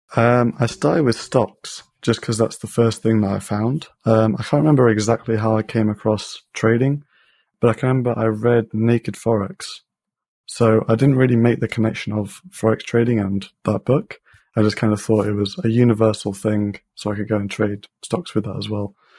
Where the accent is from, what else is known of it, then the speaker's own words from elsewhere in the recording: Leicester, East Midlands, United Kingdom; I'm from Leicester in the U K